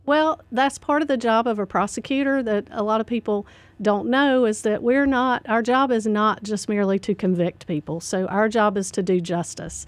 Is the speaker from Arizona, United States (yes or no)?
no; Statesville, North Carolina, United States; I grew up in Statesville. I went to Statesville Senior High